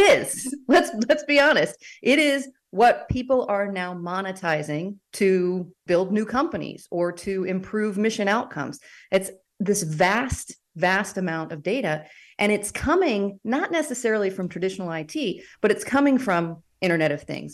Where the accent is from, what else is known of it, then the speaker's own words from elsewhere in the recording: United States; as an American